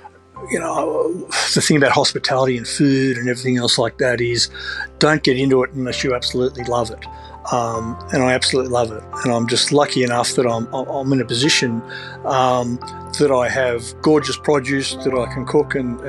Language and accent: English; Sydney, New South Wales, Australia; I mean, I grew up Northern Beaches in Sydney, and moving down there, it's a more simplistic lifestyle.